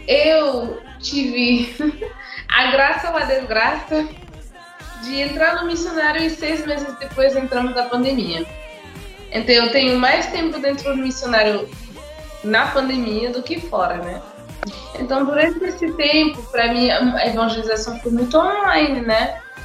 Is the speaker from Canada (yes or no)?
yes; Montreal, Quebec, Canada; Portuguese is a second language; moved away as an adult; also born or lived in Senegal; now in Fortaleza, Brazil; Com seis anos a gente saiu do Senegal para morar no Canadá, em Montreal. Aí eu cresci lá toda a minha infância, adolescência, vida adulta